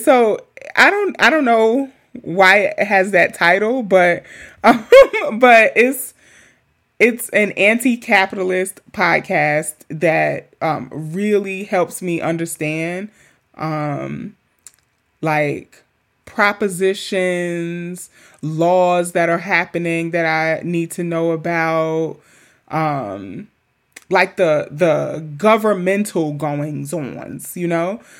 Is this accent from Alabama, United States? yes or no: no; New York City, New York, United States; I have nothing but amazing memories growing up in Queens